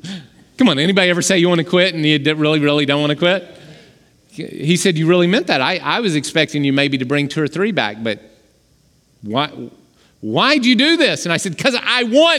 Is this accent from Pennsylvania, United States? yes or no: no; Oklahoma, United States; I grew up in Oklahoma